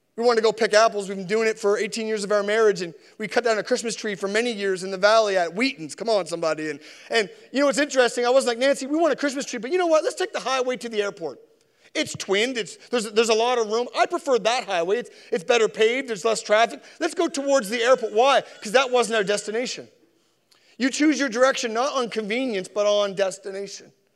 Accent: Sackville, Nova Scotia, Canada; also born or lived in Spryfield, Nova Scotia; I was born in Spryfield, I was raised in Sackville

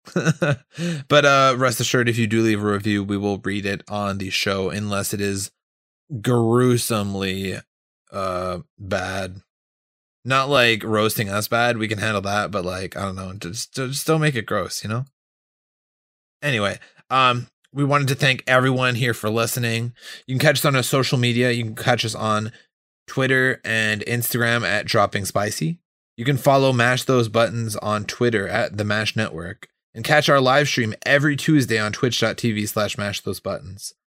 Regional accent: Hawaii, United States; I'm from Hawaii

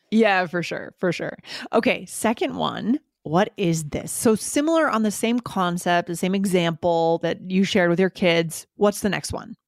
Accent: United States; we're both coming from American culture

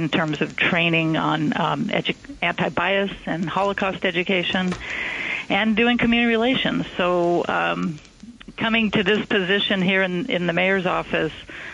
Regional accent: California, United States; moved away as an adult; also born or lived in Atlanta, Georgia; now in New York City, United States; I'm a native Californian

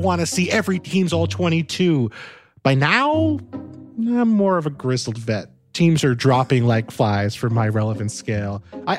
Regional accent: New York area, United States; I grew up in the New York area.

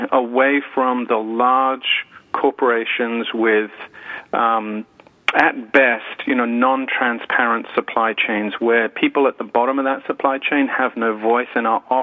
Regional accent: United Kingdom; moved away as an adult; as you can tell from my accent, I'm not from around here. I'm from the UK. My wife and I moved over with our three boys 6 years ago

